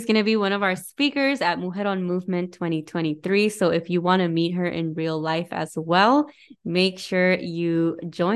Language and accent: English; Arizona, United States; moved away; I went when I was out in Arizona, and growing up in Arizona